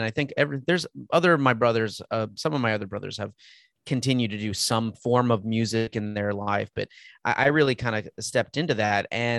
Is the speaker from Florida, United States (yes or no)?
no; Texas, United States; also born or lived in California / Anchorage, Alaska; I was born in California, but bounced around because my father was working in the oil industry. So, you know, we moved quite a bit. And, you know, I lived in Anchorage, Alaska before moving to Texas. I was young, but most of my life has been here in Texas.